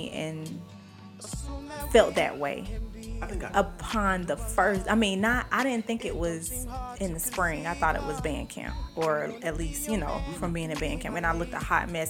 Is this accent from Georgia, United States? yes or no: yes; Atlanta, Georgia, United States; I was from Atlanta.